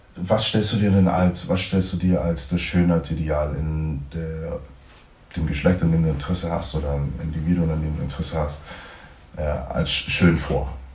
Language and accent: German; Germany; ich bin in Deutschland aufgewachsen oder im Westen aufgewachsen